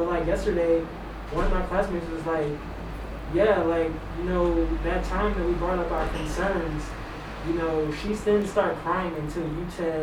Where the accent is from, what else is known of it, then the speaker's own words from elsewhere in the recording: New Orleans, Louisiana, United States; accent: New Orleans; now in Seattle, United States; people say I don't sound like I'm from New Orleans, but it's like my New Orleans accent comes out if I'm, like, around people